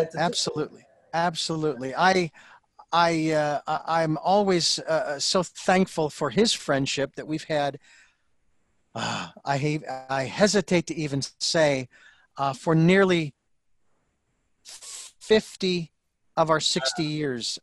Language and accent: English; Phoenix, Arizona, United States; moved away as an adult; now in Santa Barbara, United States; Phoenix, which is my hometown